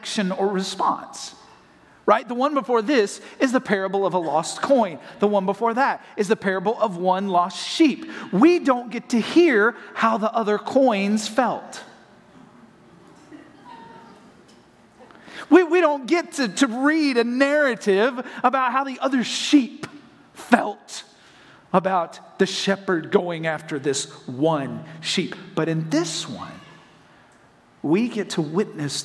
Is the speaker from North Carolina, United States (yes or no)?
yes; Hendersonville, North Carolina, United States; now in Florida, United States; I'm from Hendersonville, North Carolina